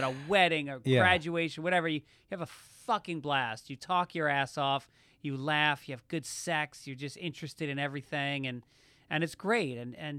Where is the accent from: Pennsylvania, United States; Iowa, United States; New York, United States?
New York, United States; Tarrytown; No, it's very mixed. There was a General Motors plant in town. So it's actually the most diverse population outside of New York City in the state